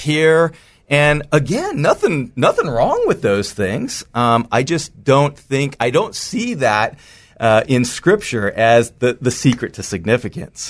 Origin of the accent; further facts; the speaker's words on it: just outside of San Francisco, California, United States; I grew up in the United States, just outside of San Francisco, California